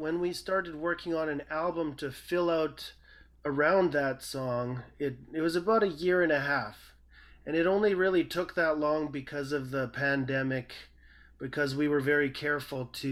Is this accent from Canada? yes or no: yes; Manitoba, Canada; I was born in Manitoba, and that's where I grew up and was raised.